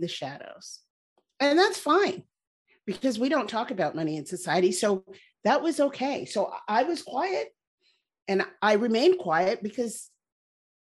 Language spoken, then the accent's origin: English; Canada; I was born in Canada. My parents emigrated there from Barbados